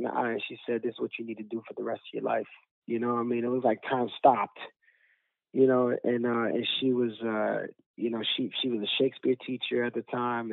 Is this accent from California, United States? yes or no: no; New York City, New York, United States; I grew up in Bushwick